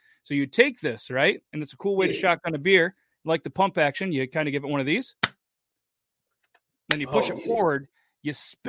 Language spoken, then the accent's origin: English; 8 hours north of New York City, United States; I'm from New York, they're like, oh, I love New York City. It's like, cool, I'm 8 hours north of New York City.